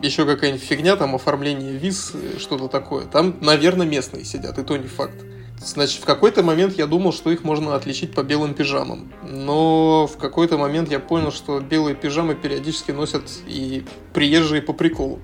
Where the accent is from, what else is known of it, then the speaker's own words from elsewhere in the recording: Russia; moved away as an adult; also born or lived in Vienna, Austria; now in Dubai, United Arab Emirates; в нашей стране